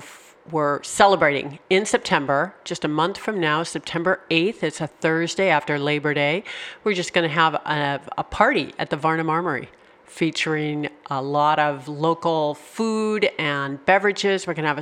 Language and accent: English; California, United States; now in Rhode Island, United States; I have to admit, I came from California. We don't have buildings that look quite like that.